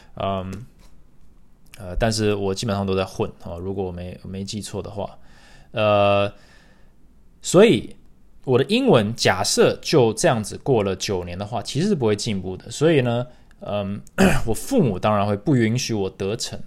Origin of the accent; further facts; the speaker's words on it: Taiwan; first language English; Chinese is a second language; also born or lived in United States; 我六十岁的时候就回到台湾